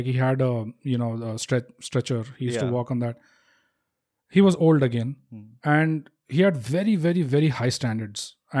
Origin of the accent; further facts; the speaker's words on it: Hyderabad, Telangana, India; I'm from Hyderabad.